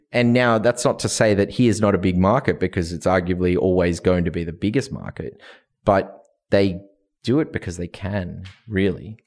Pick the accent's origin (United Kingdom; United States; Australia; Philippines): Australia; moved away; I'm from Australia